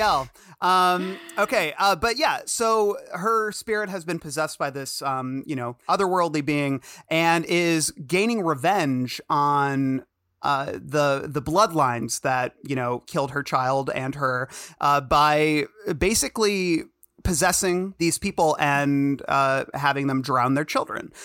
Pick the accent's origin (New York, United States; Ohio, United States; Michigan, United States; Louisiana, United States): Michigan, United States; suburban; I'm from Michigan, suburban Michigan, and I mean, I grew up hearing people say the N word